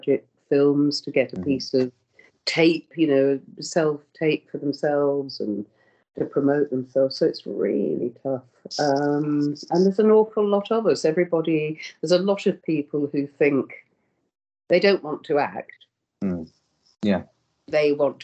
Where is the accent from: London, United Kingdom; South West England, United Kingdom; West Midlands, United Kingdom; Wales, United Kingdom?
West Midlands, United Kingdom; Birmingham; I'm from Birmingham, and I used to go to Birmingham Rep